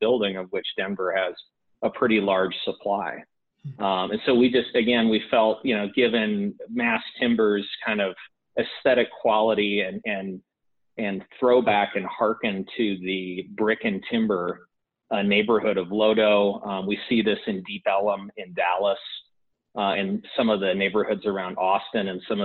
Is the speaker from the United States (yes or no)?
no; Canada; us, you know, being Canadian developers